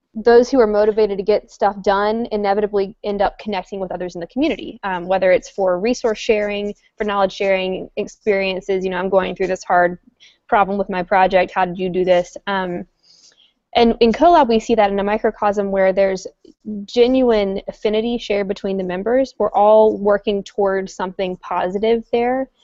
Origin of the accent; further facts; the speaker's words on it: North Carolina, United States; moved away as an adult; also born or lived in Washington, District of Columbia, United States; now in Roanoke, United States; I'm from North Carolina, which is Virginia's southern neighbor